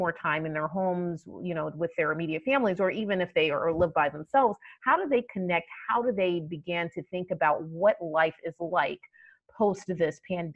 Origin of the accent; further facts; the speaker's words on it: Atlanta, Georgia, United States; now in Boston, United States; I grew up in Atlanta